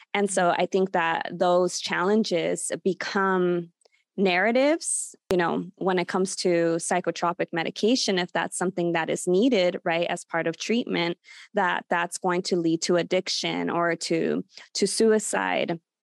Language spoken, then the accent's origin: English; Los Angeles, California, United States; also born or lived in Burbank, California; I've been born and raised in, in Burbank, California, the San Fernando Valley, though I did grow up in Sun Valley, California, which is just five minutes away.